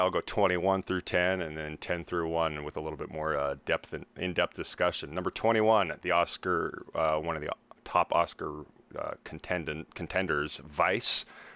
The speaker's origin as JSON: {"language": "English", "region": "Idaho", "country": "United States", "tie": "born or raised there", "also_born_or_lived": "the South (US)", "moved": "yes", "said": "my hometown in Idaho"}